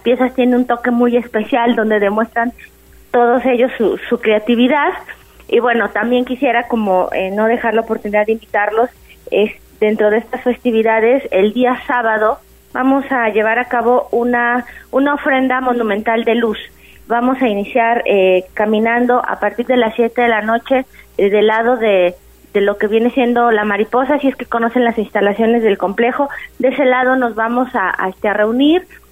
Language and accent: Spanish; Mexico; es una característica de todos nosotros como, como mexicanos